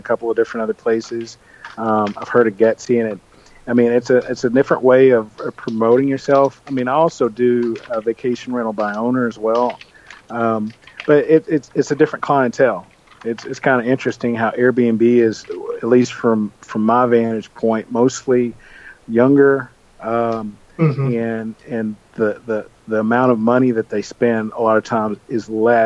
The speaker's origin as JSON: {"language": "English", "region": "West Tennessee", "country": "United States", "tie": "born or raised there", "said": "I grew up in West Tennessee, about 15 minutes from the Mississippi border and 25 minutes from the Alabama border"}